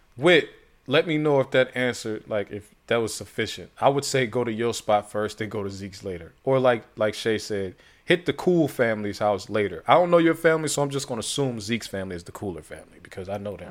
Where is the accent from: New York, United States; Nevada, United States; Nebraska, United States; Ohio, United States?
Ohio, United States; Youngstown; moved away; I'm from Youngstown. Small city.